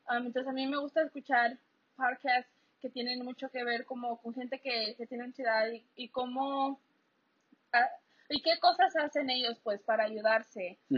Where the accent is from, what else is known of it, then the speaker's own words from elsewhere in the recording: Mexico; para los que no nos conocen, nosotros somos mexicanos.